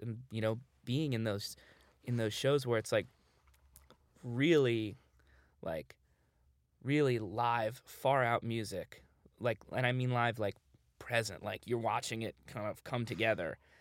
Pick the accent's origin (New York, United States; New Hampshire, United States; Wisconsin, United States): New York, United States; New York City; I grew up in New York